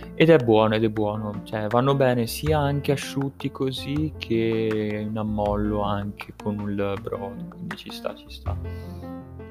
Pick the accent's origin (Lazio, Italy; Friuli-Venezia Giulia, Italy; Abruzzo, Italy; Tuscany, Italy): Tuscany, Italy; Livorno; della mia regione, ovvero in cui sono nato, che è la Toscana, perché per chi non lo sapesse sono nato a Livorno